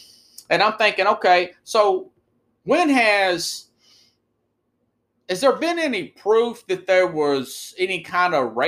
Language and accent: English; United States